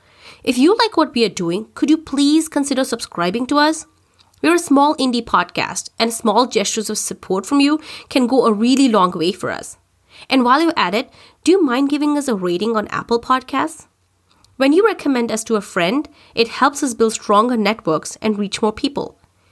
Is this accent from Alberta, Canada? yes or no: no; Milton, Ontario, Canada; now in Kitchener, Canada; I did move out to Kitchener 3 months ago, but I'll always think of Milton as my hometown in Canada.